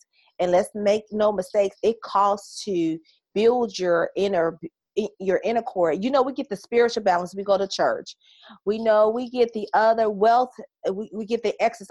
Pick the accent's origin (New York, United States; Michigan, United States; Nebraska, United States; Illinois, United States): Illinois, United States; Chicago; accent: Southern; also born or lived in Mississippi / Houston, Texas; I am from Chicago, and my family is from Mississippi. So they call me Southern